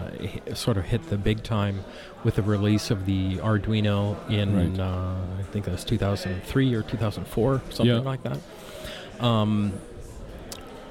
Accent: Canada; moved away as an adult; also born or lived in California; I'm Canadian

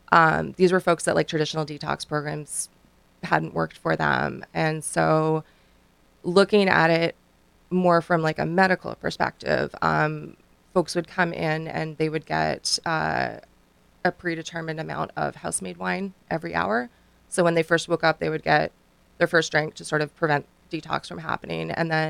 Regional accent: Canada; now in United States; I'm actually from Canada. I've been here for just over 5 years now, and we have those facilities where I'm from.

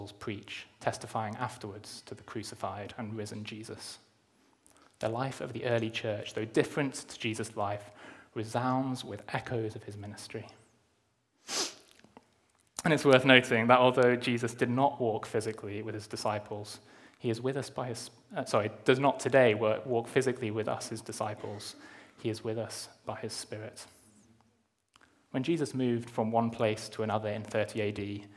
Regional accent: Durham, North East England, United Kingdom; now in Cheltenham, United Kingdom; where I grew up in Durham

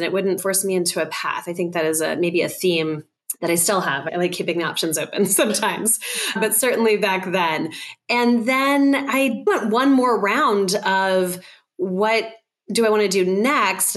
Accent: Colorado, United States; I grew up in Colorado

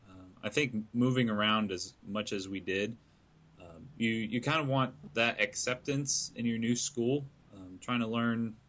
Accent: right outside Atlanta, Georgia, United States; also born or lived in Syracuse, New York; Right around about my 10th birthday, a couple months before my 10th birthday, we decided to move down to right outside Atlanta.

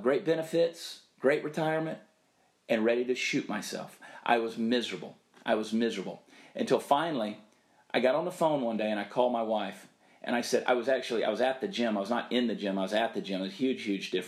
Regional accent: Southern, United States; accent: Southern; I'm unapologetically Southern.

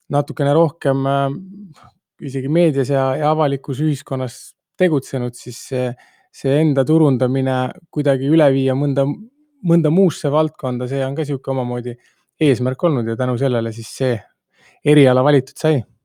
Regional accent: Tamsalu, Lääne-Viru County, Estonia; pärit olen Tammsalust sileda maa pealt

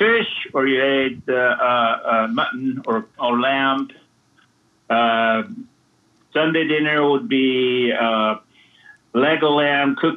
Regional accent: Vestmannaeyjar, Southern Region, Iceland; also born or lived in New Orleans, United States; now in Los Angeles, United States; I'm from an island myself. I'm from Vestmannaeyjar, which is, you know, the island island south of Iceland where they had the volcano eruption in 1973

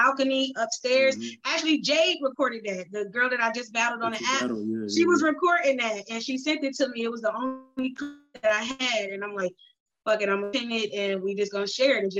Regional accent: Cleveland, Ohio, United States; I'm from Cleveland, Ohio, born and raised. That's where I still live

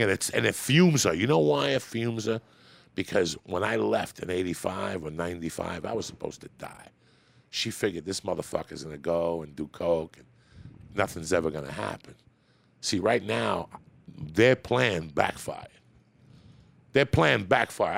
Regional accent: Cuba; moved away; I was born in Cuba

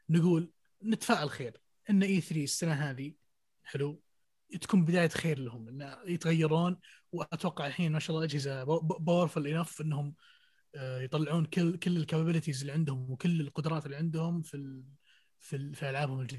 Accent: Syria; يعني اوديسي يعني انا سوري بس اللعبه دي دائما ارجع لها كثير

